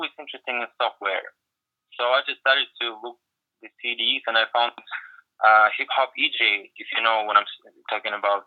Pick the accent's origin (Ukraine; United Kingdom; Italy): Ukraine; small town in the south of Ukraine, southern Ukraine; English is a second language; moved away as an adult; now in Los Angeles, United States; I came from a small town in the south of Ukraine, and there was nothing, especially in the 90s